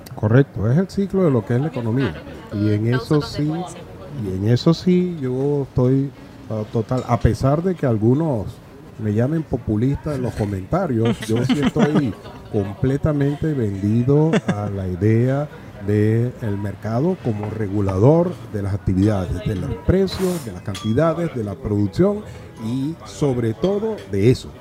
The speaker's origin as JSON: {"language": "Spanish", "country": "Venezuela", "tie": "born or raised there", "moved": "as an adult", "lives_now": "Spain", "said": "yo nací en Venezuela"}